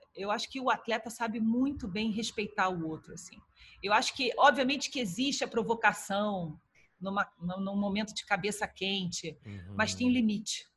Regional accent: Brazil; como ex-atleta, como jornalista, como brasileira

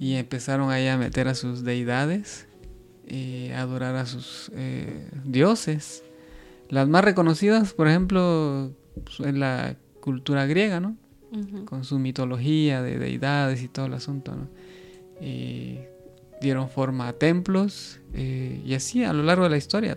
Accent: Guatemala; yo que soy de Guatemala

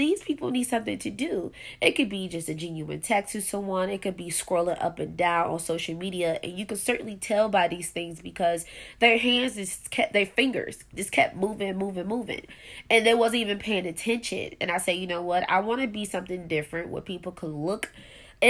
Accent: Buffalo, New York, United States; I am from Buffalo, New York.

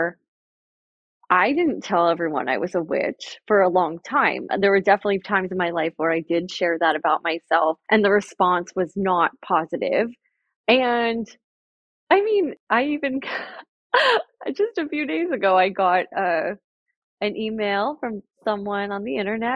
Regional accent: Jersey Shore, New Jersey, United States; I grew up on the Jersey Shore

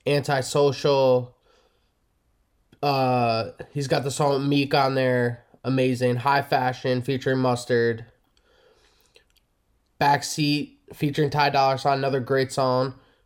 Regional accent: East Coast, United States; I love Nas. I'm from the East Coast.

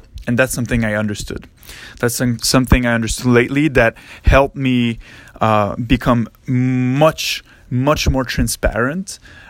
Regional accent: Montreal, Quebec, Canada; I was in a cégep, because I'm from Quebec in Montreal, close to Montreal in Canada.

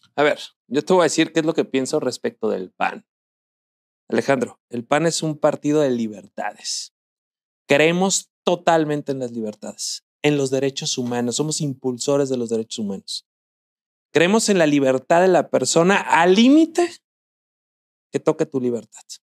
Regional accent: Zamora, Michoacán, Mexico; en Zamora, mi tierra natal

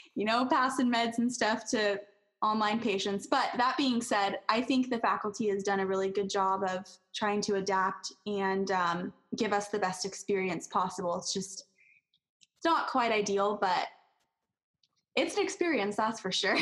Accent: California, United States; moved away as an adult; also born or lived in College Place, Washington; I am from California and I wasn't used to being away from home

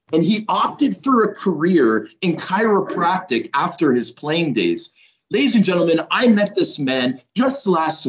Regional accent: Toronto, Ontario, Canada; Toronto a little bit, my hometown as well

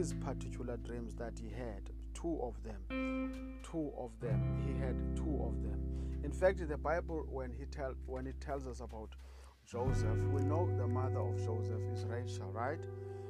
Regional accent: South Africa; I come all the way from South Africa

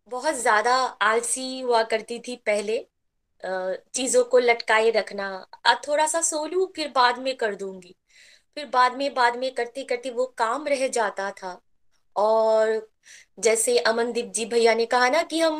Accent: West Bengal, India; और मैं वेस्ट बंगाल से बिलोंग करती हूँ

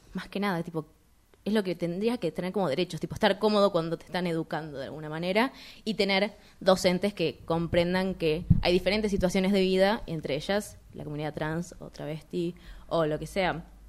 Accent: Argentina; somos de Argentina

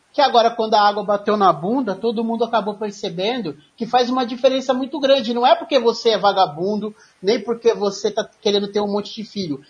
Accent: Campinas, São Paulo, Brazil; E eu sou daqui de Campinas, sou do interior de São Paulo.

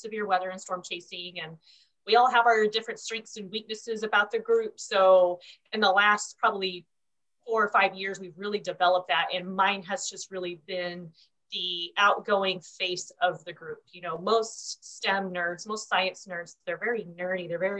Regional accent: Oklahoma, United States; now in Texas, United States; So I grew up in Oklahoma, which, as may or may not know, that's the mecca of Tornado Alley.

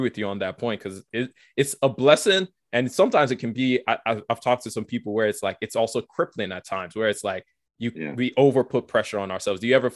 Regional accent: Nigeria; now in United Kingdom; I'm from Nigeria originally. My parents and I, we moved here in a number of years ago, 12, 14 years ago or so

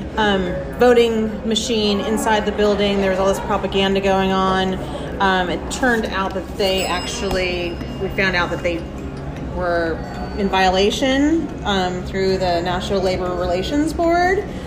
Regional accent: United States; I'm American

